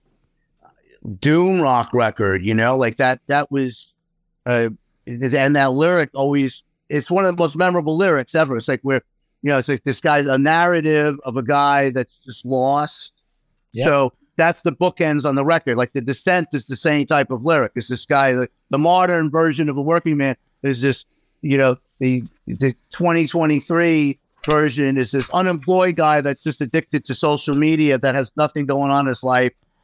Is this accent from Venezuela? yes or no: no; New York City, New York, United States; moved away as an adult; where we move is not too far from where I grew up in Queens